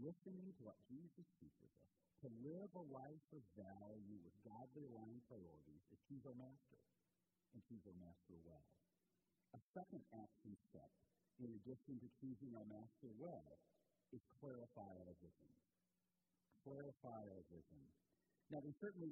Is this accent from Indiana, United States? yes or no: yes; Portland, Indiana, United States; moved away as an adult; also born or lived in Maryland; now in Michigan, United States; I grew up in Portland, Indiana, and I've told some stories along the way of growing up in Indiana.